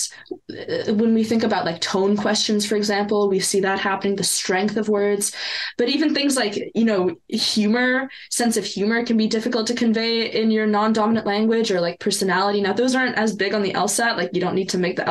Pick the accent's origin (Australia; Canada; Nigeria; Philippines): Canada; first language French and Italian; English is a second language; I'm Canadian, and yes, it's a bilingual country, but it is very, very much an English speaking country, especially if you're not in Quebec, which I wasn't